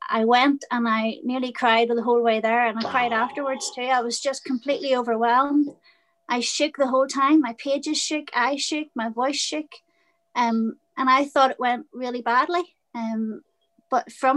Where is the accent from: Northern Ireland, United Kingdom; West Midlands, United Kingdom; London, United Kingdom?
Northern Ireland, United Kingdom; Belfast; now in County Down, United Kingdom; I grew up in Belfast in the 70s and 80s. I'm currently living in a little village in County Down, just about 20 miles from Belfast.